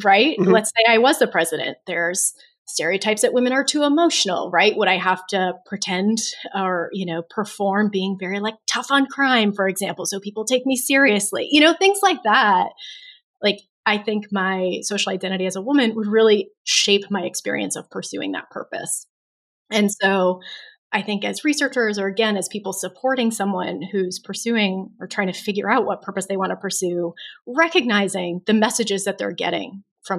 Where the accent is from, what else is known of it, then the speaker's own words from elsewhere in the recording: United States; my experience as a woman, as an American, as a straight person